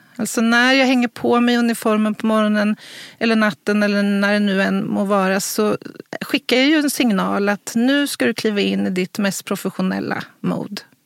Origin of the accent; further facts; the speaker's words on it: Örebro, Örebro County, Sweden; här i, i Örebro, i min hemstad